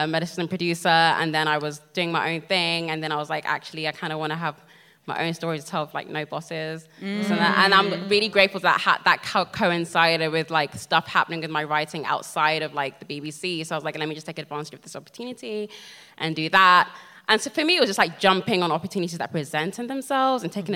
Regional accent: Nigeria; as a Nigerian girl and part of the black diaspora

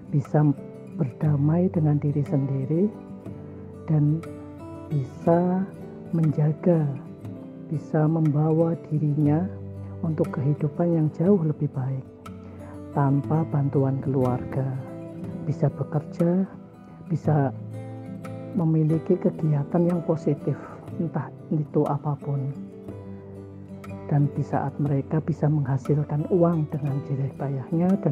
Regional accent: Cilacap, Central Java, Indonesia; asal dari Cilacap, Jawa Tengah, tapi sekarang tinggal di Surabaya.

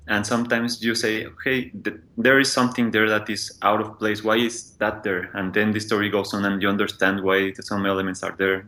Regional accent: Mexico City, Mexico; I'm from Mexico City

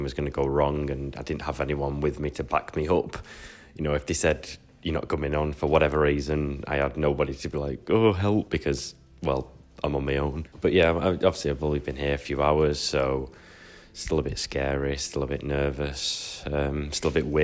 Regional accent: United Kingdom; obviously I'm British

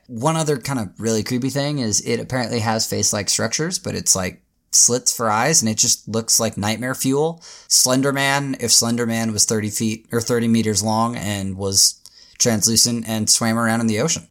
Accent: Tacoma, Washington, United States; also born or lived in Seattle, Washington; That's where I was born and raised, or not born, but that's where I was raised. Is like the Tacoma like area.

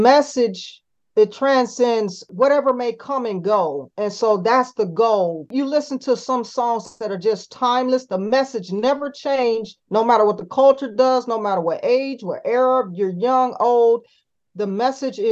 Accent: Cleveland, Ohio, United States; I was born in Cleveland, Ohio

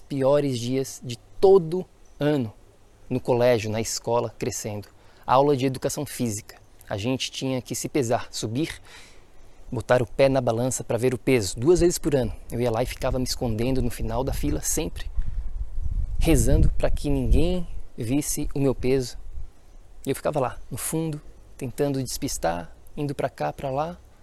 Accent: Florianópolis, Santa Catarina, Brazil; Nasci e cresci em Florianópolis, Santa Catarina, Floripa, Ilha da Magia

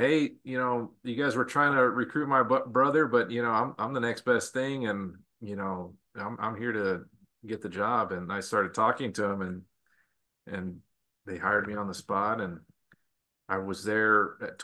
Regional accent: El Paso, Texas, United States; also born or lived in Las Vegas, Nevada; now in San Antonio, United States; I'm originally from Texas. I actually from El Paso, Texas.

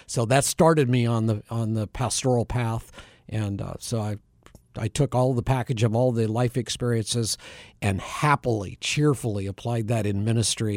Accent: Bend, Oregon, United States; moved away as an adult; now in Phoenix, United States; I was born and raised in Bend, Oregon

